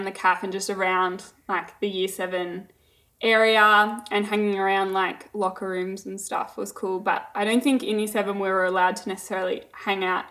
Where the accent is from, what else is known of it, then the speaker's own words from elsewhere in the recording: Warranwood, Victoria, Australia; I came from Warrenwood Primary, so fairly local